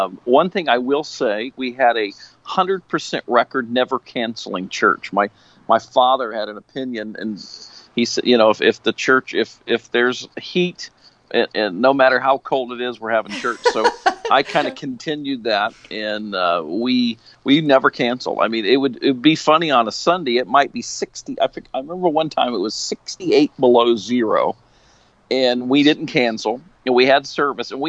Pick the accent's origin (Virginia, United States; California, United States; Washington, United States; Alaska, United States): Alaska, United States; also born or lived in Idaho; I'm from Alaska